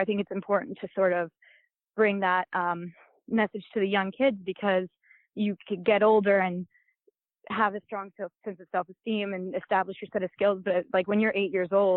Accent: Long Island, New York, United States; I grew up in Long Island

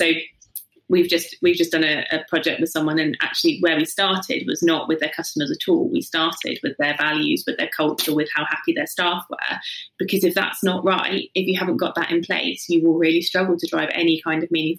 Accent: South East England, United Kingdom; From the south coast, so yeah, just Hampshire. Oh, yeah. But I don't have a Hampshire accent because that sounds sort of slightly.

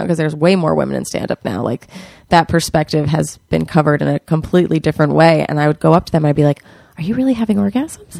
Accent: New York City, New York, United States; I'm from New York City

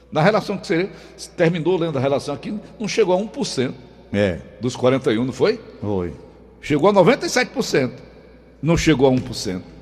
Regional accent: Fortaleza, Ceará, Brazil; Eu nasci em Fortaleza. É, né? Num lugar chamado Demócrito Rocha hoje. Lá era PC. Sim. Vizinha a sede do Fortaleza Esporte Clube

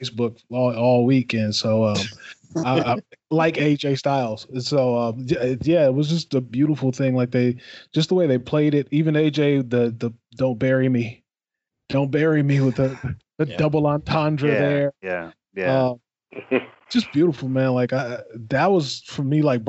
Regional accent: Detroit, Michigan, United States; I'm from Detroit, Michigan

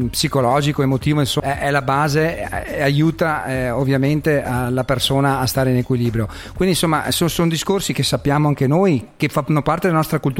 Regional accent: Veneto, Italy; anche in dialetto, noi che siamo veneti

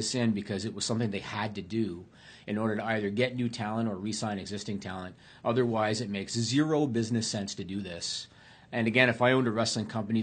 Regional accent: near Kingston, Ontario, Canada; He's from Kingston, Ontario, which is close to my hometown.

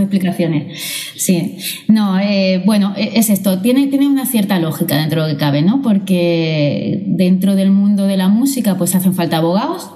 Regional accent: Málaga, Andalusia, Spain; now in Barcelona, Spain; soy nacida en Málaga y criada allí

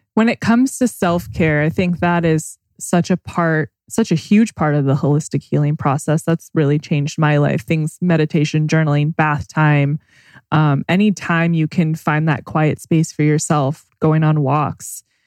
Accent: Temecula, California, United States; we grew up together in Temecula

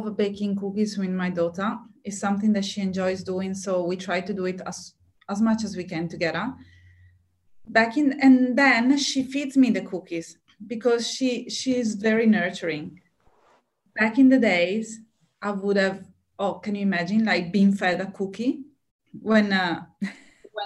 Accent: Italy; now in Australia; when I was back in Italy

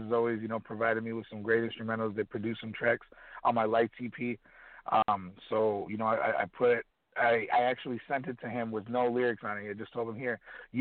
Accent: Kenosha, Wisconsin, United States; moved away as an adult; now in Chicago, United States; my hometown of Kenosha, Wisconsin

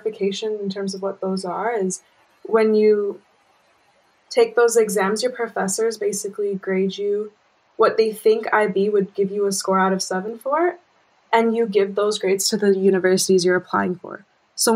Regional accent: Bangkok, Thailand; moved away; I'm actually from Bangkok, as you know. So I studied in an international school

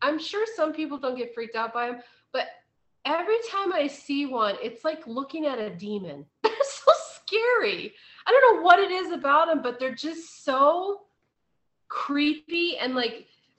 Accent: Ohio, United States; moved away; I grew up in Ohio. We don't have scorpions.

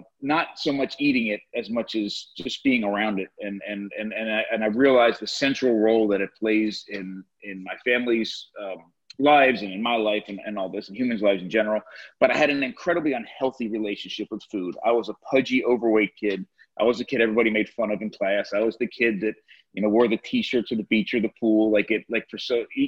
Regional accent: New Jersey, United States; I grew up in New Jersey in the suburbs of New York City

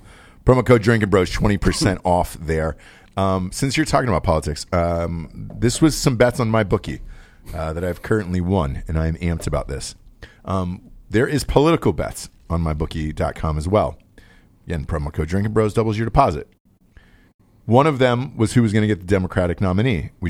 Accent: Georgia, United States; I'm from Georgia.

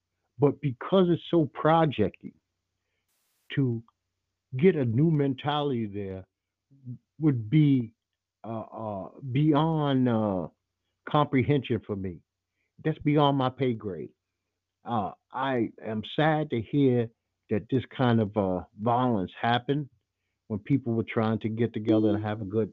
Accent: Brooklyn, New York, United States; when I was a kid growing up in Brooklyn

